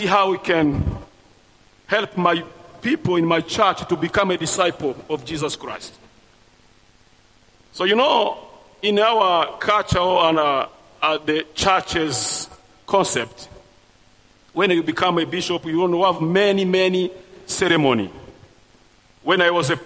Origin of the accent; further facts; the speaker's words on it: Burundi; English is a second language; moved away as an adult; now in Rwanda; I was born in Burundi because of the history and the refugee camp there. So I come back in Rwanda after genocide 1994